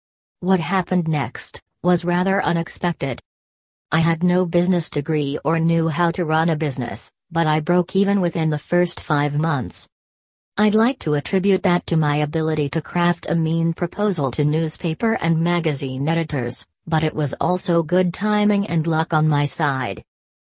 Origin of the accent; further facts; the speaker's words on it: Malaysia; moved away as an adult; now in Melbourne, Australia; I am originally from Malaysia but have been living in Australia for 11 years.